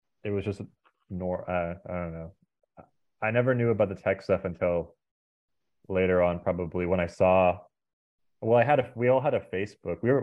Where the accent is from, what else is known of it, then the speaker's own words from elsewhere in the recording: Sonoma, California, United States; also born or lived in San Francisco; I grew up in Sonoma